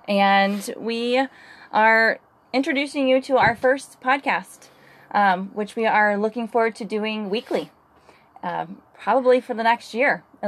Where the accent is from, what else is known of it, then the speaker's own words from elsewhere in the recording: St. Louis, Missouri, United States; I grew up here in St. Louis, Missouri. Went to Pattonville High School.